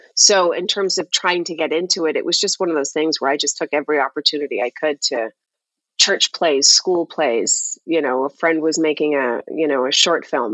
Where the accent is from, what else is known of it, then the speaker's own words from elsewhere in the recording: Toronto, Ontario, Canada; moved away as an adult; I grew up and lived in Toronto